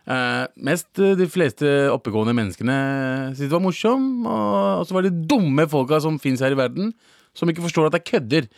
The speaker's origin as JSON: {"language": "Norwegian", "country": "Norway", "said": "Jeg er faktisk fra Norge"}